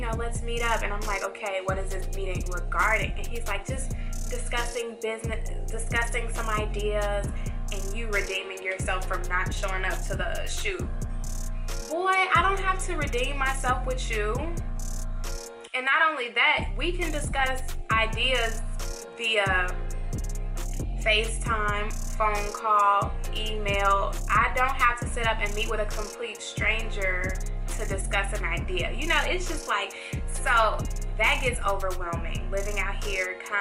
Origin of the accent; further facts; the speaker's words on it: Chicago, Illinois, United States; now in Atlanta, United States; I'm from Chicago, and in Chicago, people are a little more straight up